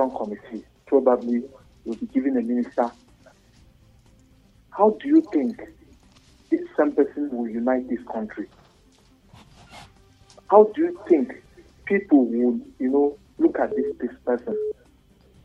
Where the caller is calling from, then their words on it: Bukuru, Plateau, Nigeria; calling from Bukuru